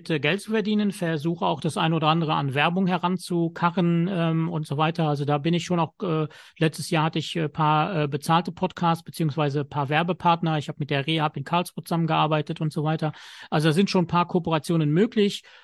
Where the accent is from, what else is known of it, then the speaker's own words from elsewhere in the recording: Luxembourg; born there; Also ich bin 1975 in Luxemburg geboren, mit äh, drei Jahren erblindet